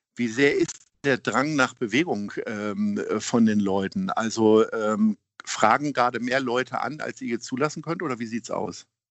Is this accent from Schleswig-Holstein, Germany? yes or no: no; Hanover, Lower Saxony, Germany; now in Hamburg, Germany; ich komme auch aus Hannover